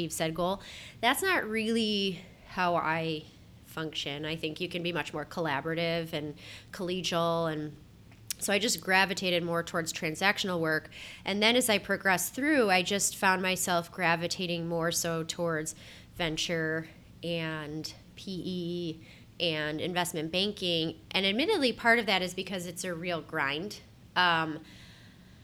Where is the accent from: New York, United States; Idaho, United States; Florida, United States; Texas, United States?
New York, United States; Buffalo; moved away as an adult; also born or lived in Columbus, Ohio; I am born and raised in Buffalo